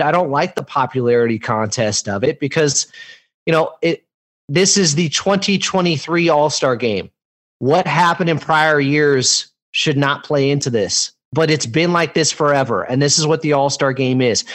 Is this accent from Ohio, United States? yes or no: no; Sacramento, California, United States; I'm from Sacramento